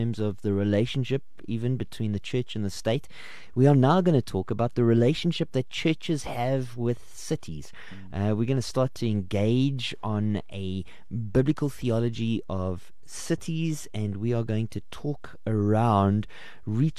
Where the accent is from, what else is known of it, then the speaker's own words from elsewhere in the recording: Benoni, Gauteng, South Africa; I am from Benoni